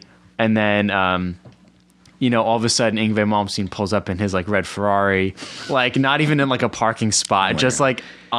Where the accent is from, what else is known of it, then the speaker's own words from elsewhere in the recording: Cresskill, New Jersey, United States; I'm from Creskill.